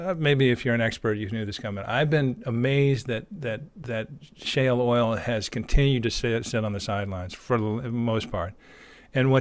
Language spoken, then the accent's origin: English; United States; speaking as an American